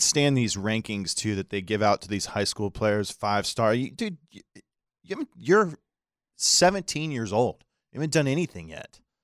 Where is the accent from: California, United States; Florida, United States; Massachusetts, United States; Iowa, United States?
Florida, United States; Daytona Beach; I grew up in Daytona.